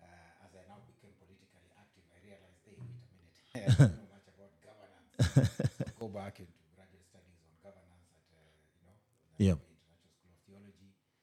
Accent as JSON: {"language": "English", "country": "Kenya", "also_born_or_lived": "Boston, United States", "moved": "yes", "said": "as a Kenyan resident in Boston"}